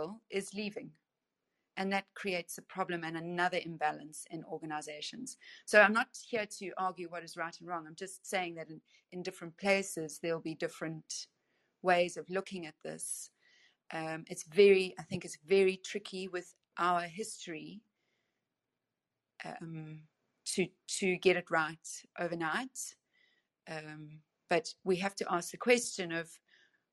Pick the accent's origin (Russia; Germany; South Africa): South Africa; accent: South African; moved away as an adult; also born or lived in United Kingdom; So you can hear from my accent that I am South African. And although I lived in the UK for a long time, I'm back in South Africa now.